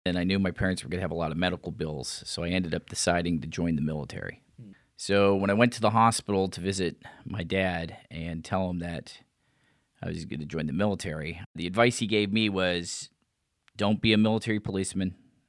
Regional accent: Pittsburgh, Pennsylvania, United States; I can remember the excitement of the Steelers winning their Super Bowls.

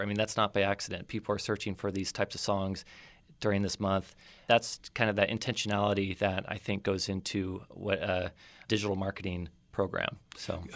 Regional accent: Oceano, California, United States; moved away as an adult; also born or lived in Los Angeles / North Idaho / Rochester, New York / Spokane, Washington; I grew up here in the Central Coast. I, uh, was, uh, raised in Oceano, a proud member of the Oceano community

